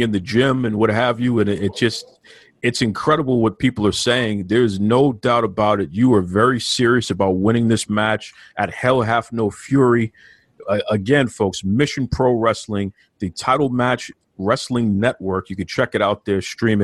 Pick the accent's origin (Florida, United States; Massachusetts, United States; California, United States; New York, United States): Massachusetts, United States; Boston; I'm from Boston